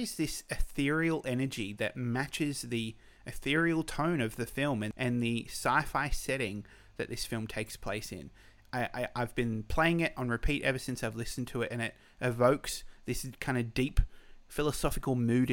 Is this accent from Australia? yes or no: yes; Australia; I'm Australian